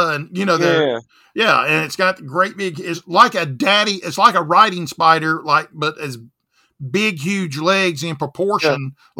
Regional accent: the South, United States

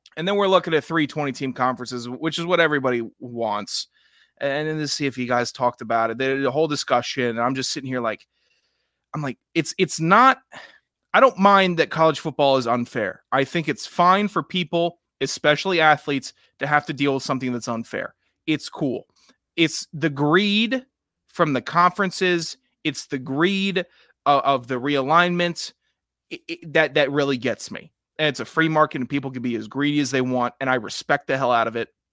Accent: Mid-Atlantic, United States; I'm from the Mid-Atlantic region. Uh, uh, we have no accent.

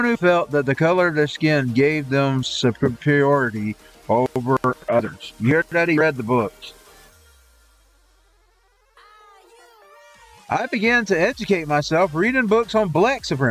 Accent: Dawson, Georgia, United States; I grew up in Dawson

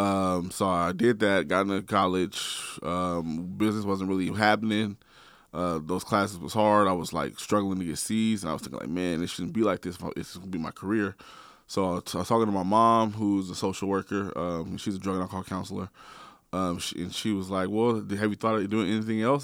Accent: Portland, Oregon, United States; I'm from Northeast Portland. born and raised

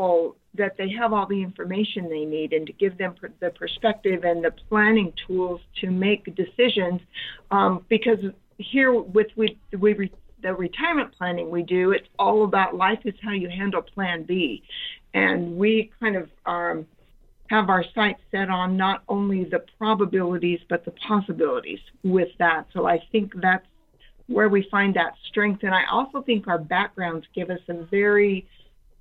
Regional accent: Idaho, United States; I am actually from Idaho, grew up on a farm, so very small town farm girl

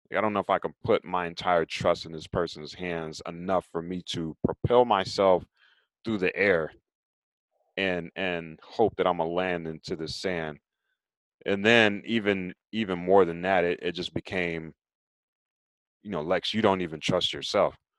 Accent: Raleigh, North Carolina, United States; I'm originally from Raleigh, North Carolina, and as a kid growing up in Raleigh

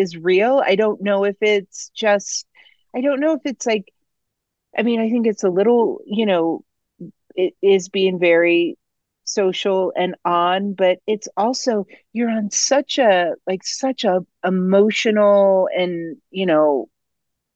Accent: Ohio, United States; now in Colorado, United States; I am originally from Ohio, but I have lived in Colorado for 3 decades

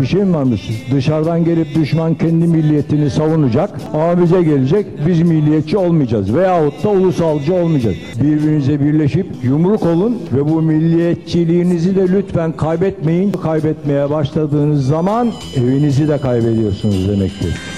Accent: Turkey; Hepimiz burada yaşıyoruz. Burada doğduk. Burada büyüdük.

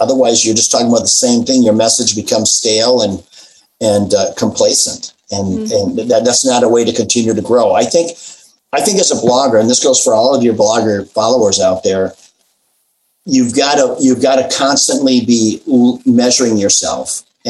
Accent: Midwest, United States; I've always been about comfort food. I grew up in the Midwest.

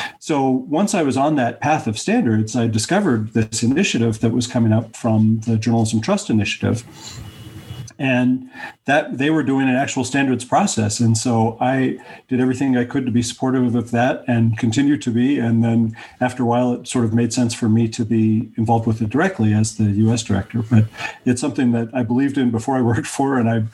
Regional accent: Denver, Colorado, United States; in my hometown, Denver

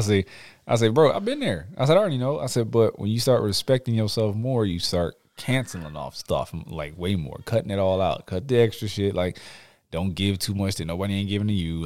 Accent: Houston, Texas, United States; I'm, I'm from Houston

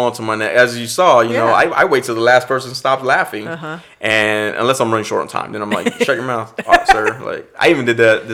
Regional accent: Austin, Texas, United States; growing up in East Austin, there's a bunch of Hispanic community

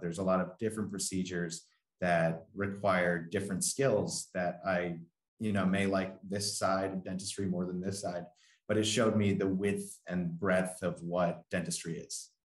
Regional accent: Long Island, New York, United States; so I'm from Long Island, New York

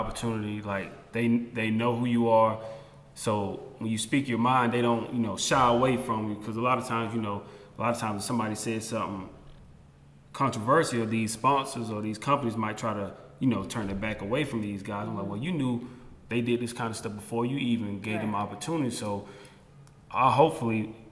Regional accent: South Carolina, United States; I'm from South Carolina

